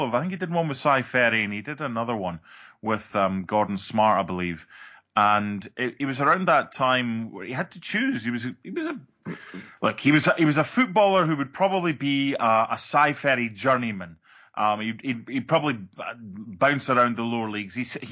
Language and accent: English; Scotland, United Kingdom; now in United States; I'm Scottish